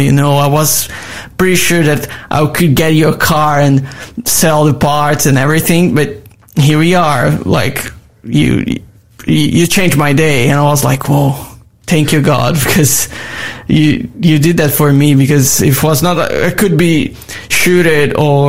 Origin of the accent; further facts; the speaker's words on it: Manaus, Amazonas, Brazil; English is a second language; moved away as an adult; now in Australia; I'm from Amazon. Yeah, I born like surround, like my city was surrounded by the jungle